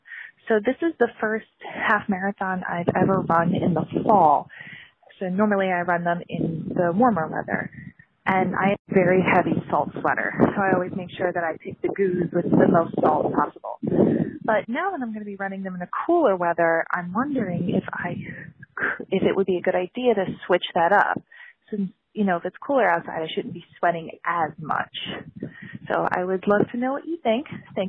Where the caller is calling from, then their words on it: Bucks County, Pennsylvania, United States; I am calling from Bucks County, Pennsylvania